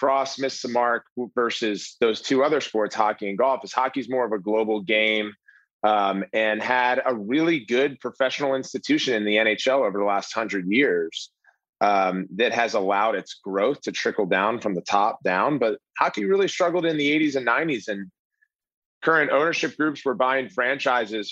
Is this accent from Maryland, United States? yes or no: yes; Maryland, United States; I grew up in Maryland